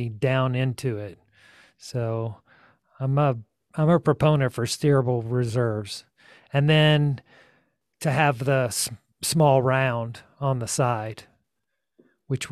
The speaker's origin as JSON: {"language": "English", "region": "Georgia", "country": "United States", "moved": "yes", "lives_now": "Taos, United States", "said": "I'm from Georgia originally"}